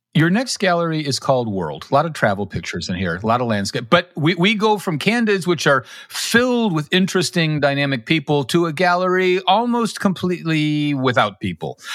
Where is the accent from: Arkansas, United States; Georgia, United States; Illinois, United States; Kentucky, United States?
Illinois, United States; Chicago; moved away; also born or lived in Kansas City; grew up in Chicago